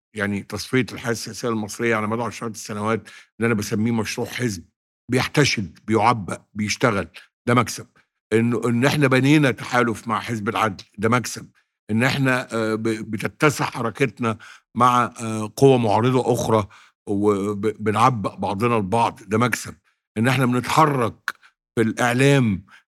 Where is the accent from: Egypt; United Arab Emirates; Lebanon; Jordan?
Egypt; Sirs El Layan, Monufia Governorate; في سرس العين منوفيه مسقط راسي الذي اعتز بيه